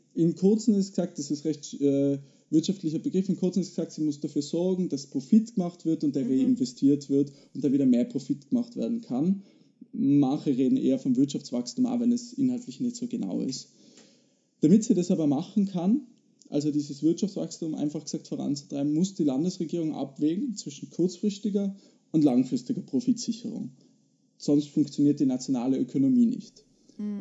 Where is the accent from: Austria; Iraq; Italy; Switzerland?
Austria; Zillertal, Tyrol; accent: Tyrolean dialect; moved away; Ich bin gerade im Zillertal, wo ich herkomme